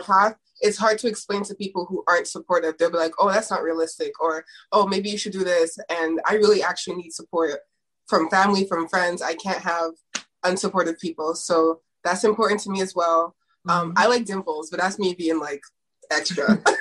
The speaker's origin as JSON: {"language": "English", "town": "Toronto", "region": "Ontario", "country": "Canada", "tie": "born or raised there", "said": "I'm actually from Toronto"}